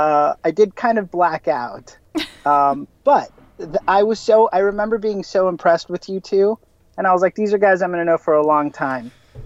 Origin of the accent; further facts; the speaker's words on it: Los Angeles, California, United States; I'm a local Angeleno, born and raised in Los Angeles